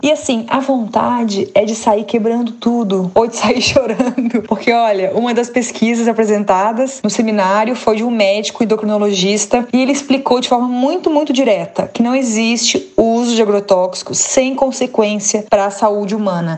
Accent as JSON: {"language": "Portuguese", "region": "Santa Catarina", "country": "Brazil", "said": "a minha terra aqui, Santa Catarina"}